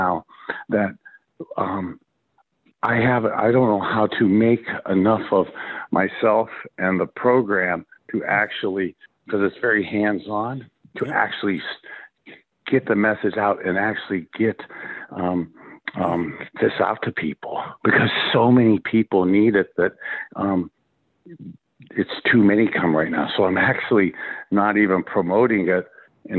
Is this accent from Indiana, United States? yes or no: no; Youngstown, Ohio, United States; growing up in Youngstown, Ohio, halfway between Cleveland and Pittsburgh